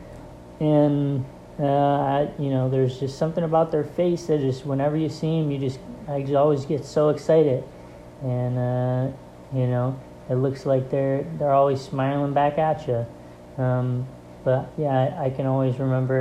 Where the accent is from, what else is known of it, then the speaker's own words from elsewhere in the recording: Rochester, New York, United States; I'm a fine arts major in graphic design with a concentration in graphic design, and I'm from Rochester, New York